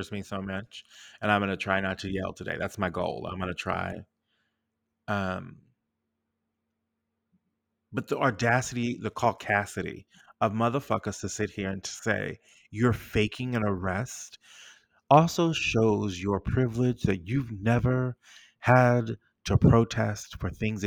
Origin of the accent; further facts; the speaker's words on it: United States; as an American